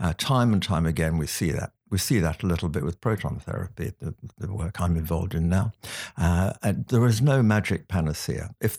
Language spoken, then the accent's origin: English; Stafford, West Midlands, United Kingdom; also born or lived in London; I grew up in Stafford in the Midlands. My father was an engineer, worked for English Electric at the time there.